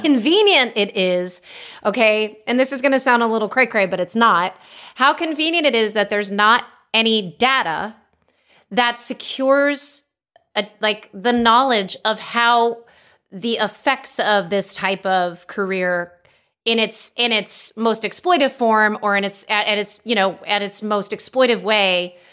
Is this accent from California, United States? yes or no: yes; Los Angeles, California, United States; moved away as an adult; now in Austin, United States; growing up in Los Angeles